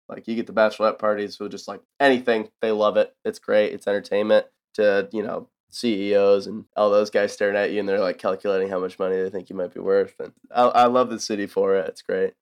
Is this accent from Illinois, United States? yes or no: no; south of Buffalo, New York, United States; moved away as an adult; now in Nashville, United States; I grew up in kinda just south of Buffalo, New York, middle of nowhere